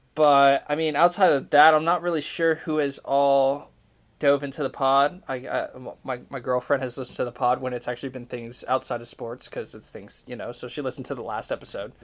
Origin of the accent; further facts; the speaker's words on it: Idaho, United States; now in Tallahassee, United States; I think about living back in Idaho